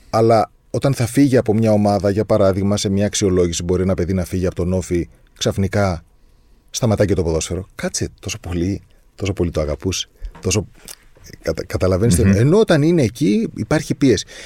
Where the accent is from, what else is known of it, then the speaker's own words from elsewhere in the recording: Crete, Greece; ειδικά εμείς που είμαστε από την Κρήτη και από την Κρήτη.